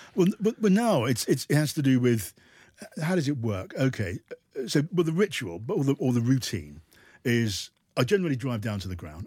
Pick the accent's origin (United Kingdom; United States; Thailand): United Kingdom; we're British